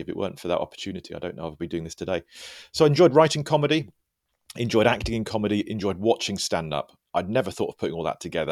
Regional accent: United Kingdom; I'm British

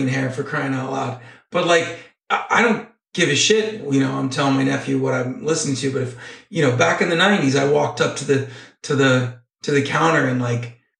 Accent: Downey, California, United States; My record store that I grew up going to in Downey, California, now out of business, was called Middle Earth

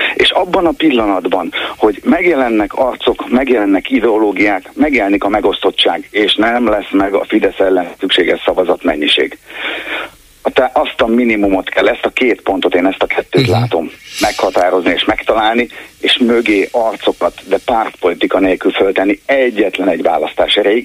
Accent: Nógrád, Hungary; moved away; egy Nógrád megyei eh, faluban jártam általános iskolába

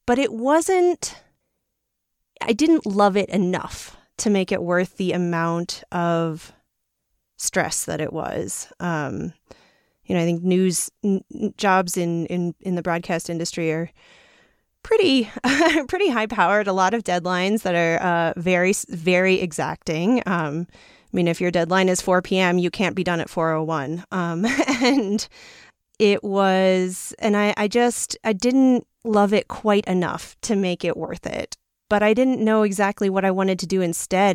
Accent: New York City, New York, United States; I come from New York City, which is not necessarily known for being the most outdoorsy place

